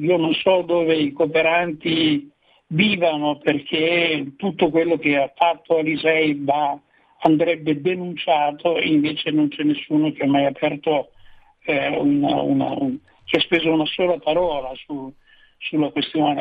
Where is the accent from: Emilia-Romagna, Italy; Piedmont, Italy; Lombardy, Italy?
Piedmont, Italy; Turin; Io sono di Torino